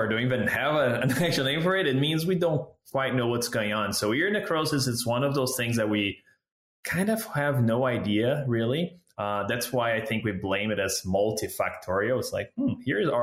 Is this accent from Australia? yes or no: no; Brazil; moved away as an adult; also born or lived in Southeast Brazil; now in Canada; I'm a veterinarian from Brazil